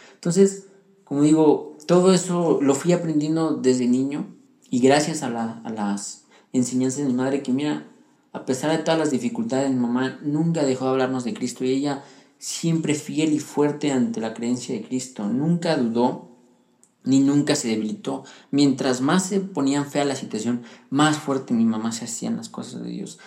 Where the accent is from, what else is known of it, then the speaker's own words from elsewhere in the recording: Pachuca, Hidalgo, Mexico; also born or lived in Puebla; cuando yo crecí en Pachuca Hidalgo